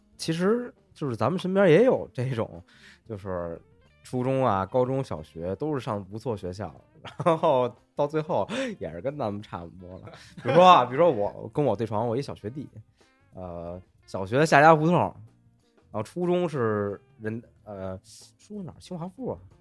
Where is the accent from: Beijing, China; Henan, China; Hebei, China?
Beijing, China; 咱们北京的这个考生就是，呃，比较极端